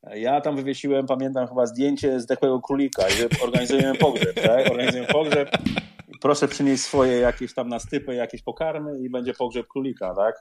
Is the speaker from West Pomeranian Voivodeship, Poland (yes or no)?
yes; Szczecin, West Pomeranian Voivodeship, Poland; moved away as an adult; now in London, United Kingdom; ja jestem ze Szczecina